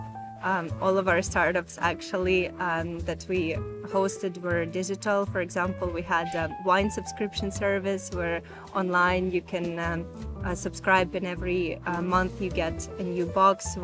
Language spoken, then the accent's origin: English; Ukraine; moved away as an adult; now in Milan, Italy; I am from Ukraine originally, but I've been living in Milan for almost a year now